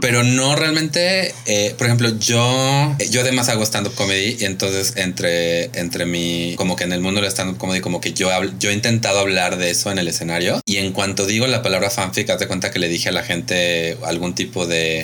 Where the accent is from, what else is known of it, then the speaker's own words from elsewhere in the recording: Mexico; aquí en México